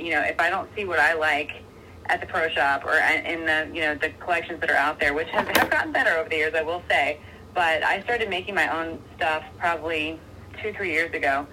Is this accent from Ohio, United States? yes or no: yes; Cincinnati, Ohio, United States; I was born in Cincinnati